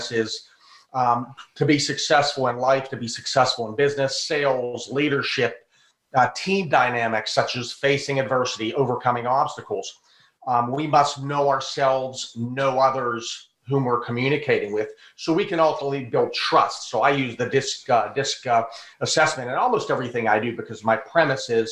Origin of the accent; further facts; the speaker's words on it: Pittsburgh, Pennsylvania, United States; also born or lived in Burgettstown, Pennsylvania; now in Tampa, United States; I live in Tampa, Florida, but I'm home in Pittsburgh now